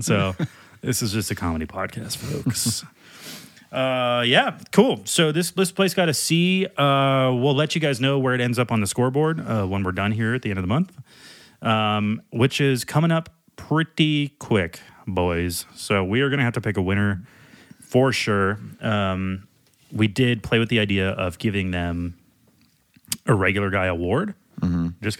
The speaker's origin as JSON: {"language": "English", "region": "Louisiana", "country": "United States", "said": "We're from Louisiana."}